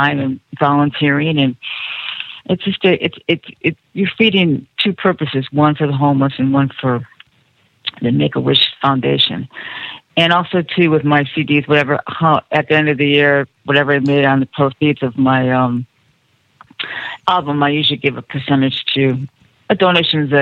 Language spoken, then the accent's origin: English; Ohio, United States; now in Los Angeles, United States; where I grew up in Ohio